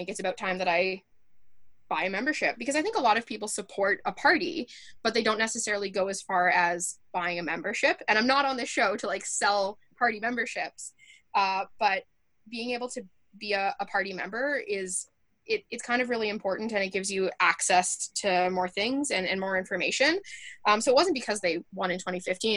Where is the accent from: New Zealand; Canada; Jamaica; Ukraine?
Canada; Medicine Hat, Alberta; also born or lived in Wales; growing up in Medicine Hat, where the presumption is conservative until proven otherwise